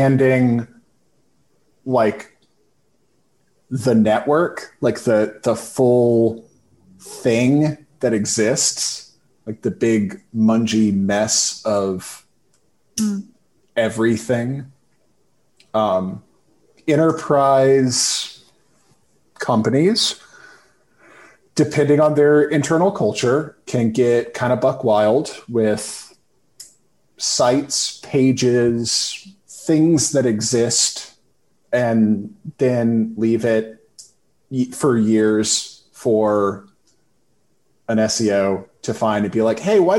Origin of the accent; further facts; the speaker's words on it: Winston-Salem, North Carolina, United States; also born or lived in New York; I grew up in Winston-Salem